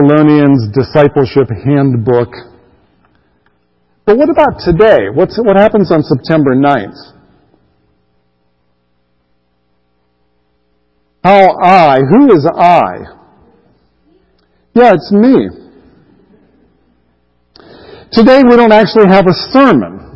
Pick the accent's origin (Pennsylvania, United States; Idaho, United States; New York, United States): Pennsylvania, United States; Greensburg; also born or lived in Rhode Island; I was raised there in Western Pennsylvania. I don't remember anything about Rhode Island. I was too young, by the time we moved away. I grew up there in Western Pennsylvania.